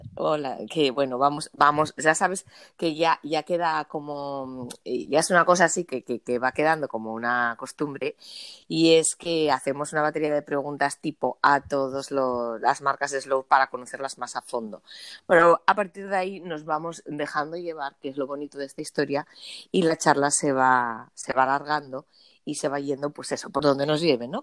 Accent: Asturias, Spain

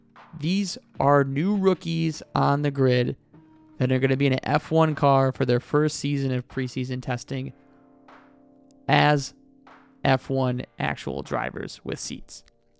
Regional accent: United States; As an American

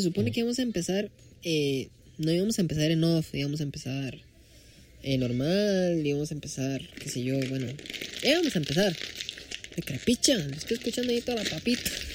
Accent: Costa Rica; soy tico. Oh, oh, disculpa por ser tico. Soy tico.

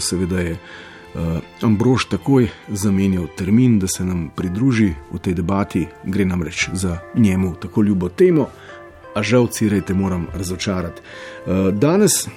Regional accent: Slovenia; Prvič po letu 91 smo Slovenci dočekali rasizem

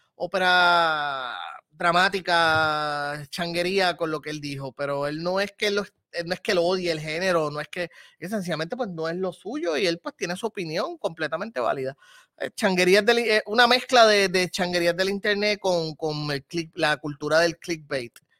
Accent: Puerto Rico; mi país

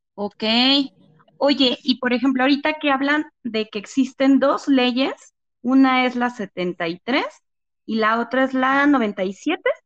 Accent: Mexico; nosotros como mexicanos

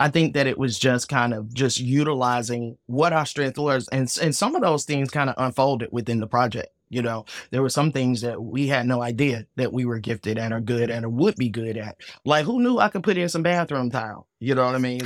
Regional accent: Atlanta, Georgia, United States; I am from Atlanta

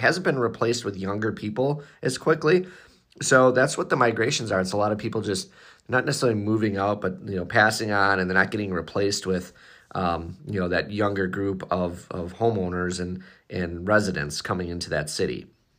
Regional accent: Northern US, United States; I'm a Northerner, so you can tell.

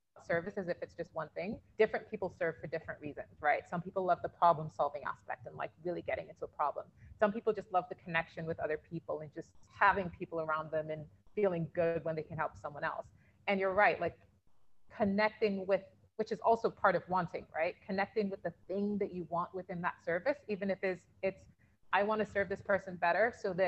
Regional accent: United Kingdom; I'm British Nigerian

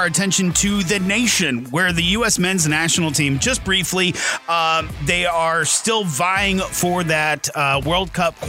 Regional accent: United States; I'm an American.

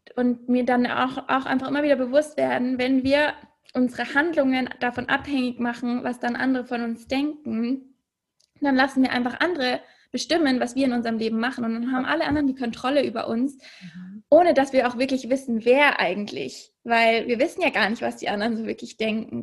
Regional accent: Munich, Bavaria, Germany; moved away as an adult; also born or lived in Hamburg / Copenhagen; Ich komme ursprünglich aus München und ähm, habe dort eigentlich fast mein ganzes Leben gewohnt

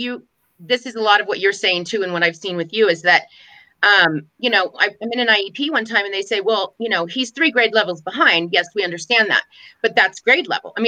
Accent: California, United States; I grew up in California

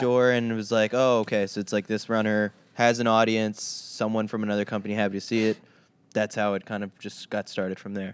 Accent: New York City, New York, United States; I'm a kid from Queens, too

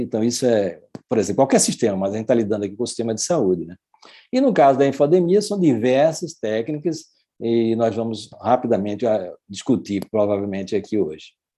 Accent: Brazil; eu sou brasileiro, mas tenho a cidadania também é, portuguesa

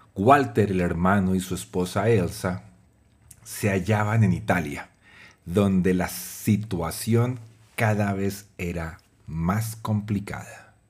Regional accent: Colombia; psicólogo y publicista colombiano

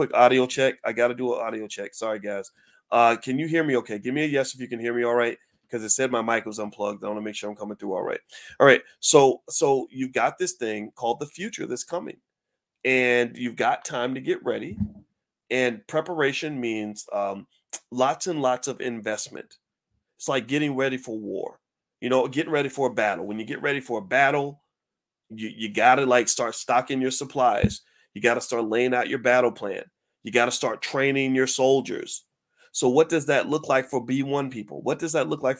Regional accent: the South, United States; I grew up with discipline. I'm from the South

